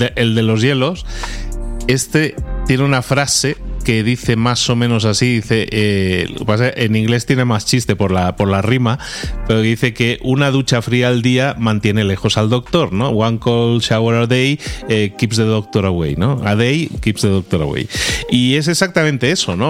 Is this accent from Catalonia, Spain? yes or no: yes; Barcelona, Catalonia, Spain; moved away; tú y yo, como somos de Barcelona, hemos pasado muchos años de nuestra vida en Barcelona